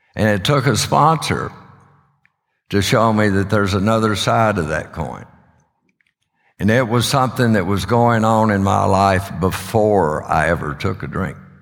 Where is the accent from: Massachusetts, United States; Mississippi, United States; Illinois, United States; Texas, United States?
Texas, United States; Odessa; now in Sulphur Springs, United States; I was raised in Odessa